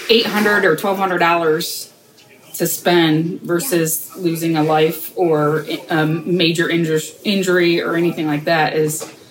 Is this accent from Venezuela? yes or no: no; Northern Ohio, United States; I'm from Northern Ohio, so it's like flat country, maybe the little ripple every now and then